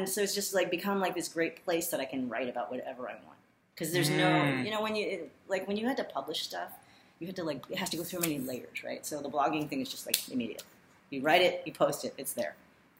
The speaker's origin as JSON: {"language": "English", "town": "Pinole", "region": "California", "country": "United States", "tie": "born or raised there", "also_born_or_lived": "Berkeley", "said": "I grew up in the Bay."}